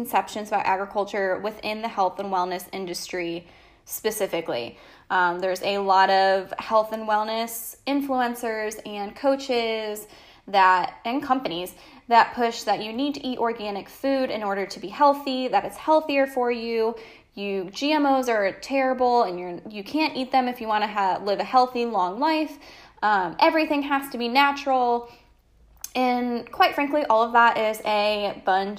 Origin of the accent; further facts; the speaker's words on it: Connecticut, United States; moved away as an adult; now in North Carolina, United States; I am 26, living in North Carolina. I'm originally from Connecticut